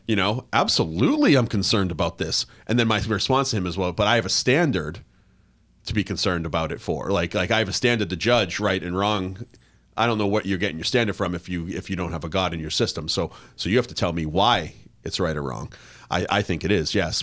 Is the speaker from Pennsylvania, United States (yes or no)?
no; Plymouth, Massachusetts, United States; moved away; I grew up in the Northeast, right? So I grew up in Plymouth, Massachusetts